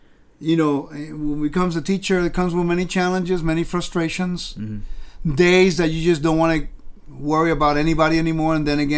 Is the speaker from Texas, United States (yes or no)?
no; California, United States; also born or lived in Puerto Rico; Understand where I'm from Puerto Rico. small little island in the Caribbean. Grew up in California.